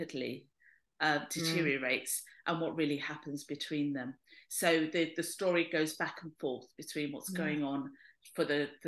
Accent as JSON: {"language": "English", "region": "London", "country": "United Kingdom", "tie": "born or raised there", "said": "I'm Greek Cypriot in that I was born in London, but my parents came over in the 50s."}